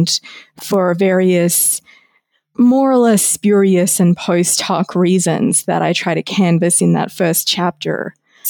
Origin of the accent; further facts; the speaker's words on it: Australia; my home country of Australia